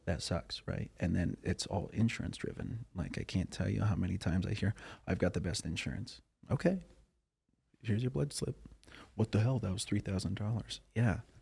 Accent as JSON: {"language": "English", "town": "Cheyenne", "region": "Wyoming", "country": "United States", "said": "I'm from Cheyenne, Wyoming, so that's an hour north of Denver"}